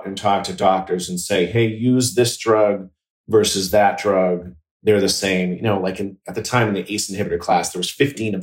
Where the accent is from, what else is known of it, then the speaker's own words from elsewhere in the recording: outside of Boston, Massachusetts, United States; I grew up outside of Boston in, a small town